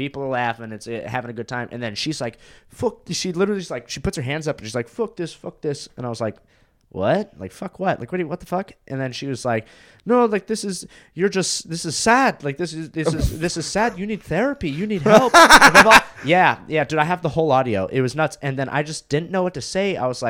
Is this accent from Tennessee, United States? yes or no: no; Florida, United States; born there; also born or lived in California; So I was born in Florida. I lived there for 3 years.